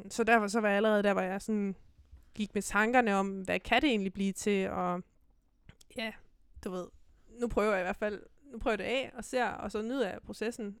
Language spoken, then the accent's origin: Danish; Silkeborg, Central Denmark Region, Denmark; also born or lived in Herning; Så rykkede jeg et år mere til Silkeborg, hjem igen